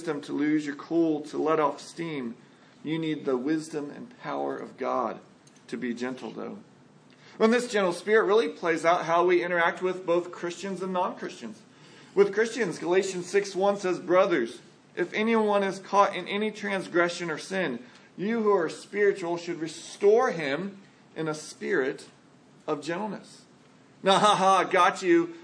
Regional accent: San Antonio, Texas, United States; I grew up in San Antonio

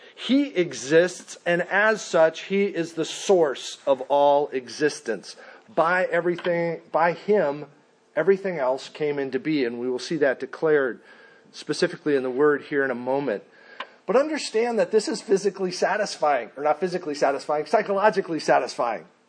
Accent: Mesa, Arizona, United States; I am from Mesa, Arizona

